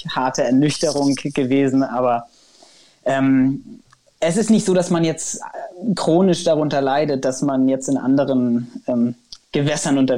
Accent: Kiel, Schleswig-Holstein, Germany; born there; Ich bin ja in Kiel geboren worden und dann äh, wird einem das so ein bisschen in die Wiege gelegt.

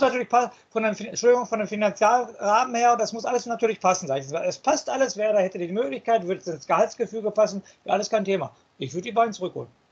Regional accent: Dortmund, North Rhine-Westphalia, Germany; Ich komme auch aus Dortmund

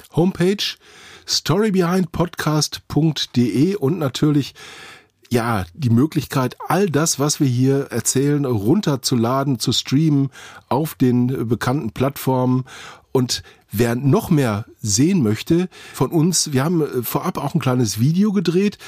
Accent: Witten, North Rhine-Westphalia, Germany; in Witten, meine Heimatstadt

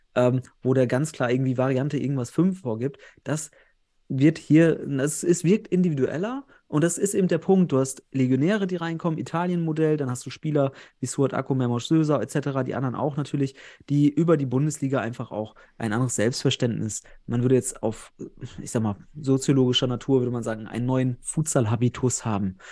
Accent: North Rhine-Westphalia, Germany; Ich komme ja selbst aus Westfalen

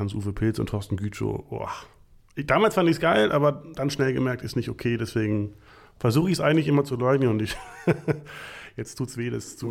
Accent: Potsdam, Brandenburg, Germany; moved away; also born or lived in Berlin / North Rhine-Westphalia; ich komme äh, aus, aus der DDR quasi, äh, bin da geboren worden in Potsdam

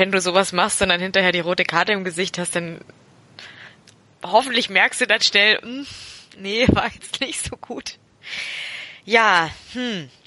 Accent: Augsburg, Bavaria, Germany; denn wir als Augsburger sind ja in diese seltene Freude äh, noch nicht gekommen.

